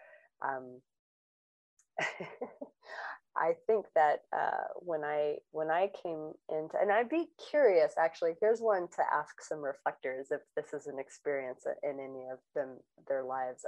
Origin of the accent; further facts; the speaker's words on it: Long Beach, California, United States; I grew up in Long Beach, California